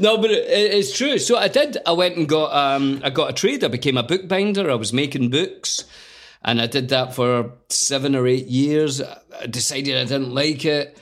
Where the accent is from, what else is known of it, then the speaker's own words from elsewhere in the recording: Scotland, United Kingdom; a Scottish actor